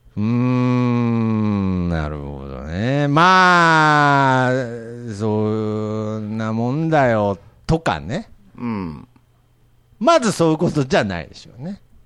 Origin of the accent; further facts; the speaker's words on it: Nagoya area, Aichi, Japan; 僕の実家、まあ、今も同じとこ住んでるんですけれど、うん、あのー、電車が、最寄りの電車がなくて、バスなんですよ。うん、はいはい。で、機関バスに乗って、こう、栄っていう、まあ、名古屋の都市から帰ってくる方面の